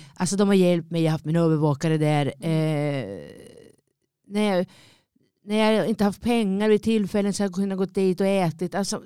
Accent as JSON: {"language": "Swedish", "town": "Linköping", "region": "Östergötland", "country": "Sweden", "tie": "born or raised there", "moved": "as an adult", "said": "det är min hemstad, det är där jag är född, det där jag är uppväxt"}